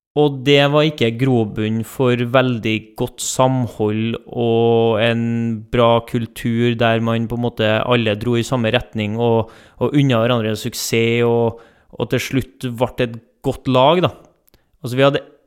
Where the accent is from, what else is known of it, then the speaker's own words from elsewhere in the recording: Trondheim, Trøndelag, Norway; accent: Trønder; moved away; folk hører på dialekten at jeg ikke er herfra. Eh, jeg er trønder. Født i Trondheim, oppvokst på Lohove i Trondheim